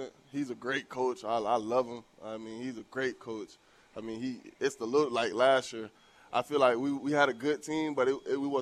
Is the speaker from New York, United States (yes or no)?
no; Tallahassee, Florida, United States; moved away as an adult; now in Nebraska, United States; I'm from Tallahassee, Florida